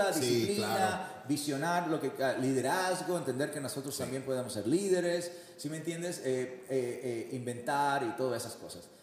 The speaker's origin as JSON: {"language": "Spanish", "country": "Mexico", "said": "Yo como mexicano"}